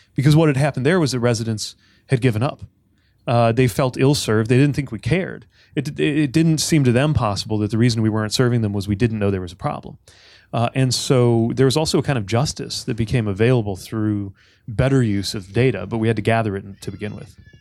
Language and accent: English; South Bend, Indiana, United States; I grew up in South Bend